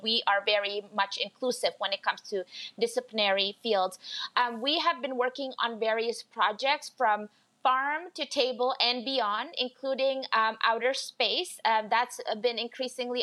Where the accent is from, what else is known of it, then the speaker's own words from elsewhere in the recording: Indonesia; now in Canada; as an immigrant to Canada, so I'm originally from Indonesia